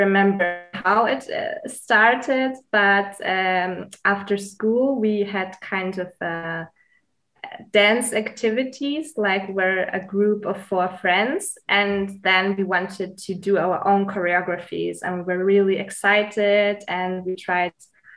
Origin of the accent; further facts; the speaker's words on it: Munich, Bavaria, Germany; also born or lived in Greece; I'm originally from Greece, but I was born and raised in Munich, Germany. I'm also living in Munich right now